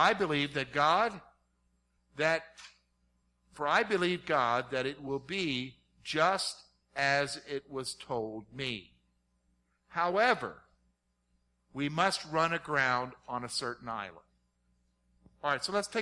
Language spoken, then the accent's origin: English; South Carolina, United States; I grew up in South Carolina